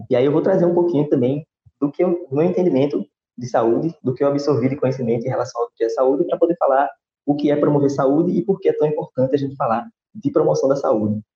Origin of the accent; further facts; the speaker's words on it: Recife, Pernambuco, Brazil; sou de Recife